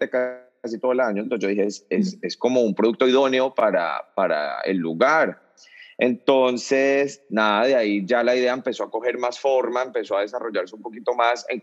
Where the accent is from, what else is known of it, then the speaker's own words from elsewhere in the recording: Cali, Valle del Cauca, Colombia; now in United States; E, en, Cali, de donde yo soy, le decimos tardear.